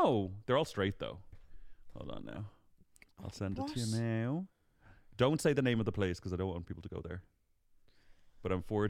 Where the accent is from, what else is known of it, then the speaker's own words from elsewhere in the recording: Dublin, Leinster, Ireland; No, I'm not. I'm from Dublin.